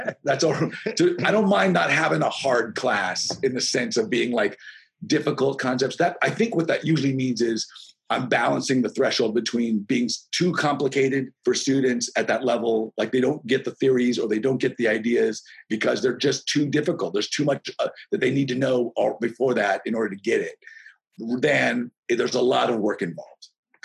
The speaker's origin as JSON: {"language": "English", "town": "Las Vegas", "region": "Nevada", "country": "United States", "tie": "born or raised there", "also_born_or_lived": "Gig Harbor, Washington", "moved": "yes", "said": "I grew up in Vegas"}